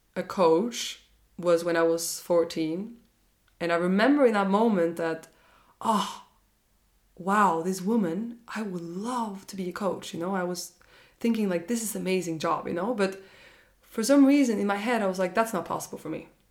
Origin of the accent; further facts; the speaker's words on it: Norway; when I got back to Norway, I'm from Norway